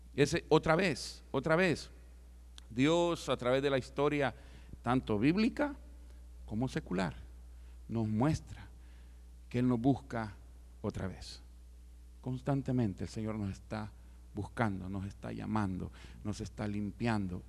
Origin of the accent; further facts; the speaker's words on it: El Salvador; moved away; yo como salvadoreño no puedo entrar a muchos lugares